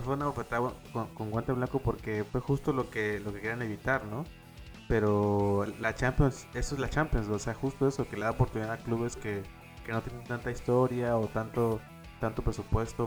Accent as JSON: {"language": "Spanish", "country": "Mexico", "said": "soy mexicano"}